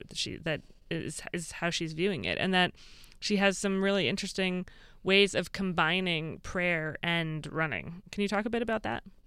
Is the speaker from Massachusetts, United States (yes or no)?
yes; Massachusetts, United States; now in New Jersey, United States; I grew up in Massachusetts